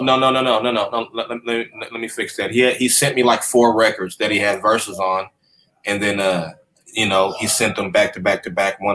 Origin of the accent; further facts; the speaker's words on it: Sacramento, California, United States; I'm from Sacramento